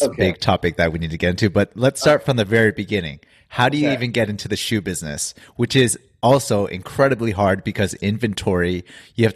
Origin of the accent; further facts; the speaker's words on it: Los Angeles, California, United States; now in Seoul, South Korea; my hometown